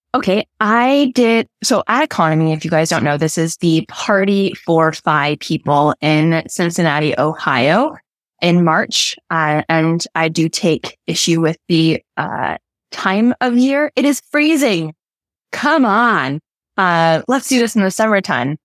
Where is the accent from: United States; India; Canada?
Canada